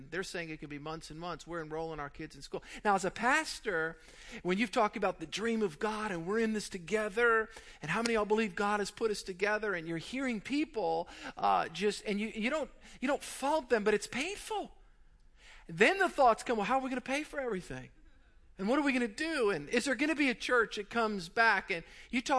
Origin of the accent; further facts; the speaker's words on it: South Louisiana, United States; also born or lived in Mandeville, Louisiana; I grew up in South Louisiana